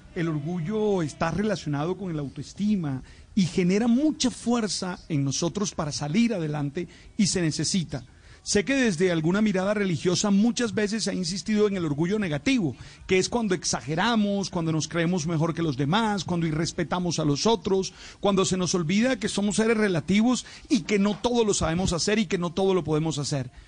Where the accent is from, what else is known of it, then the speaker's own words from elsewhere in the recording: Colombia; somos los colombianos